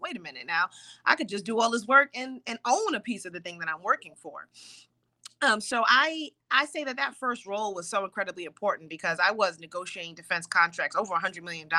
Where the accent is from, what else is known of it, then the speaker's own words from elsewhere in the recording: New York City, New York, United States; now in Ellicott City, United States; I grew up in East Elmhurst, Queens, which is right near LaGuardia Airport and also Rikers Island.